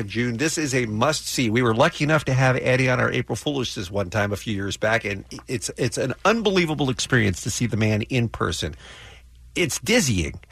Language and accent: English; London, United Kingdom; also born or lived in Ruislip; now in Louisiana, United States; I grew up in Islington, and I have lots and lots of family there and lots of friends, and I'm going back